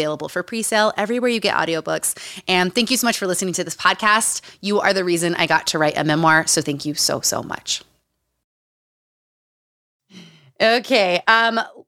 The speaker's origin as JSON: {"language": "English", "region": "Utah", "country": "United States", "tie": "born or raised there", "said": "Growing up in Utah"}